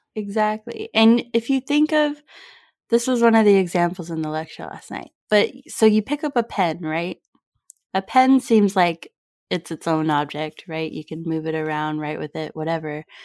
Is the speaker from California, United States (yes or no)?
yes; California, United States; we grew up in California in the United States